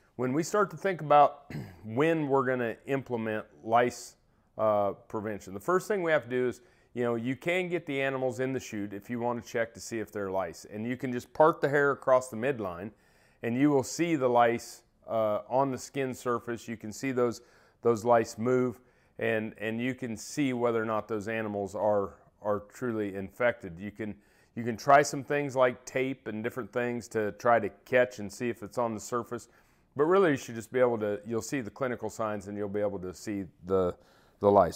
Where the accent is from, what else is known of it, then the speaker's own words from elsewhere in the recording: Iowa, United States; moved away as an adult; also born or lived in Kansas; Iowa was my home state. So coming back home